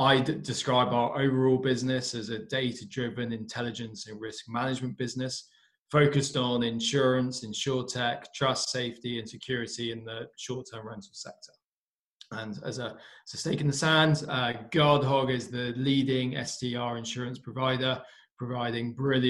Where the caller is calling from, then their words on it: United Kingdom; So calling in from our office in the UK